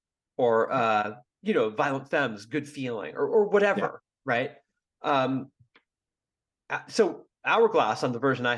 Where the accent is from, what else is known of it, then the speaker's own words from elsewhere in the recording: Bay Area, California, United States; I'm from the Bay Area